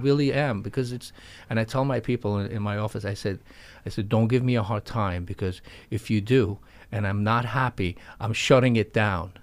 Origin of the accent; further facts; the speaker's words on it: New York, United States; also born or lived in Florida; I am a New Yorker and I love New York